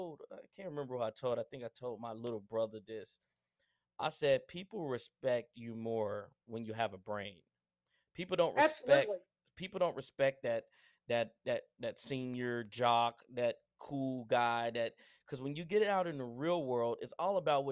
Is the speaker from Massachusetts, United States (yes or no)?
no; Spencer, Oklahoma, United States; I grew up in Spencer, Oklahoma